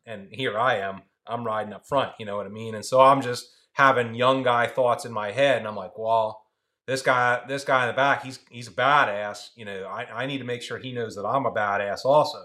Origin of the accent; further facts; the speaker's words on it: Philadelphia, Pennsylvania, United States; now in Salisbury, United States; I grew up in Philly